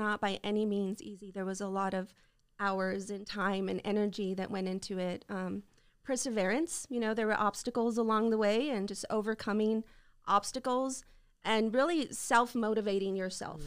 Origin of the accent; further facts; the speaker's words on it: El Paso, Texas, United States; Well, I grew up in El Paso. You know, I'm kinda homegrown